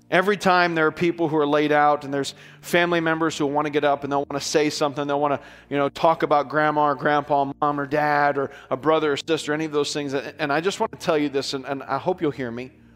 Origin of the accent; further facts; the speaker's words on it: United States; we're American and culturally speaking, everything is okay for us